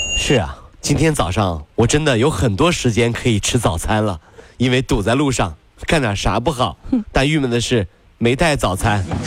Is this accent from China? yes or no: yes; China; 还是有很多人喜欢我们中国人的